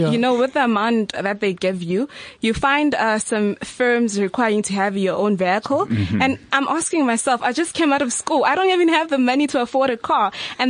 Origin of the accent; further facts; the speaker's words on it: Durban, KwaZulu-Natal, South Africa; At a law firm based in Durban, because I'm originally from Durban.